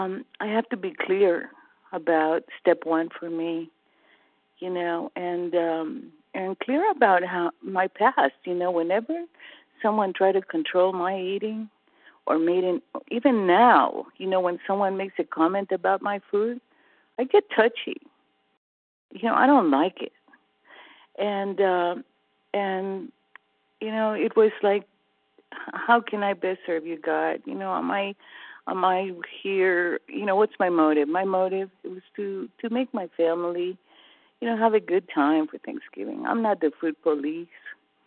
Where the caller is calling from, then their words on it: California, United States; California. Early riser.